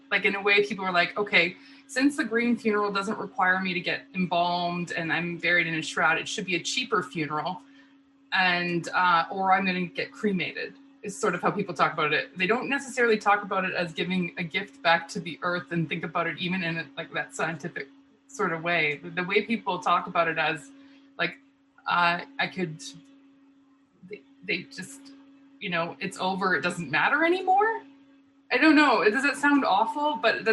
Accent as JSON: {"language": "English", "town": "Lethbridge", "region": "Alberta", "country": "Canada", "tie": "born or raised there", "said": "in my hometown"}